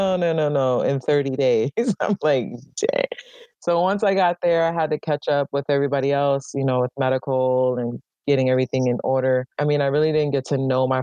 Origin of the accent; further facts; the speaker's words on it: Hawaii, United States; moved away as an adult; I grew up in Hawaii and there's a lot of military presence there